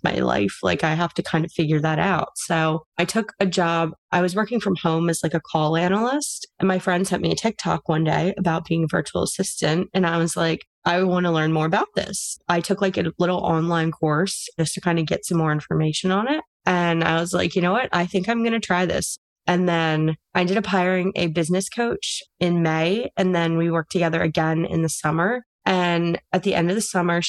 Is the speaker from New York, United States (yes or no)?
no; Pennsylvania, United States; I'm from Pennsylvania